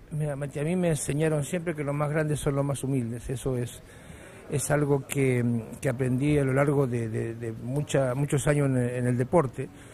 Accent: Morón, Buenos Aires Province, Argentina; accent: porteño; moved away; also born or lived in Chile; soy argentino

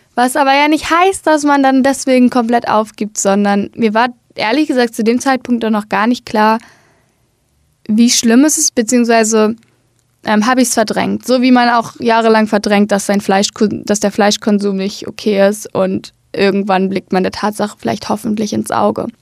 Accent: Hamburg, Germany; also born or lived in Berlin; in Hamburg habe ich den Großteil meines Lebens gelebt

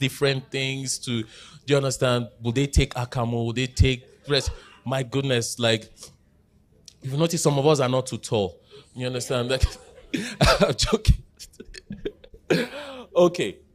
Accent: Jos, Plateau, Nigeria; I grew up in Jos, but where I grew up, pre-two thousand one crisis, so I largely grew up in an Igbo community

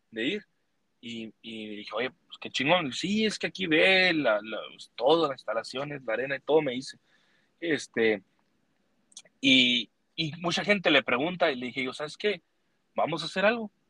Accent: Mexico; now in United States; nací en Estados Unidos, pero yo soy mexicano y me, me encanta

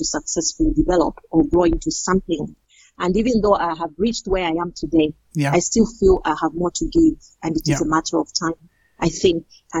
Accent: Mukira, Copperbelt Province, Zambia; also born or lived in Kitwe, Zambia; I was born in Kitwe and I grew up in Mukira on the Copper Belt province, where I spent most of my formative years.

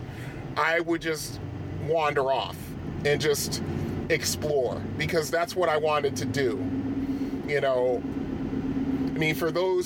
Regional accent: Bridgeport, Connecticut, United States; I grew up in Bridgeport, Connecticut, which is I think is the most populous city in Connecticut

